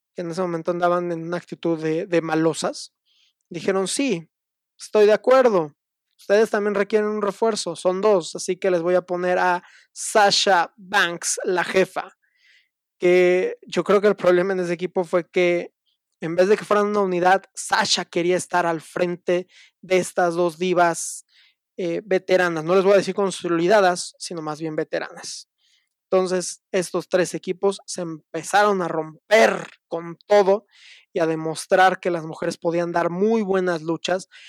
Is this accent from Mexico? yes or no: yes; Mexico; como muchos mexicanos de niño yo veía la lucha libre en la televisión, en Canal 9